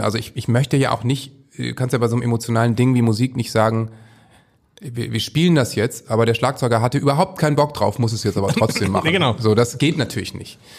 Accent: Northern Germany, Germany; als Norddeutscher

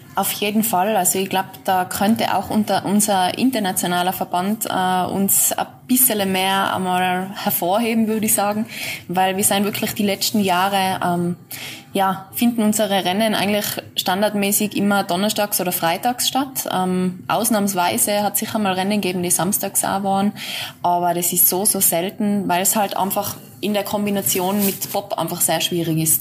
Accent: Austria; bei uns in Österreich

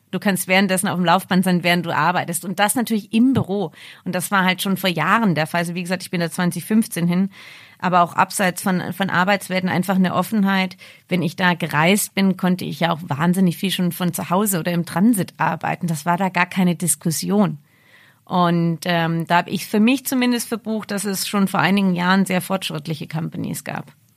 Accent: Ravensburg, Baden-Württemberg, Germany; moved away; in der Nähe von meiner Heimat in Ravensburg

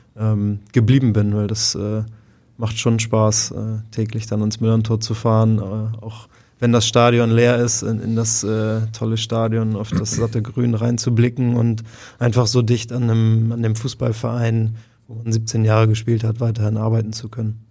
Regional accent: Hamburg, Germany; Ich äh, freue mich sehr, meine, meine ganze Karriere über hier in Hamburg gespielt zu haben, Freunde und Familie um die Ecke

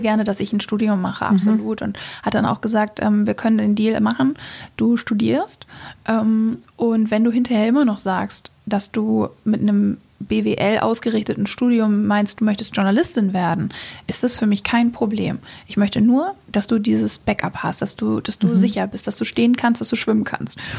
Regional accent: Hamburg, Germany; also born or lived in England, near London; ich komme ursprünglich aus Hamburg

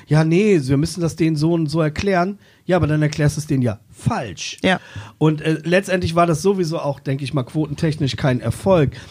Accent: Braunschweig, Lower Saxony, Germany; moved away; die Weststadt, zu der Zeit, wo ich aufgewachsen bin

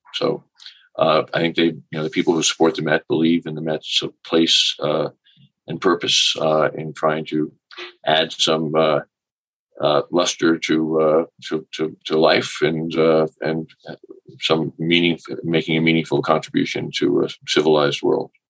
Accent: New York City, New York, United States; I grew up in New York City

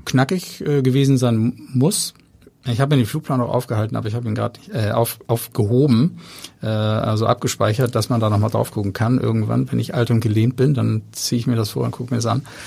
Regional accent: Hamburg, Germany; ich bin in Hamburg-Langenhorn aufgewachsen

